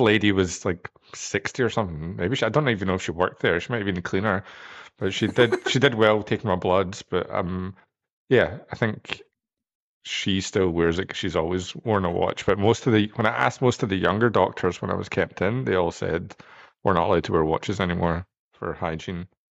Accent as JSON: {"language": "English", "region": "Scotland", "country": "United Kingdom", "moved": "yes", "said": "I'm from Scotland"}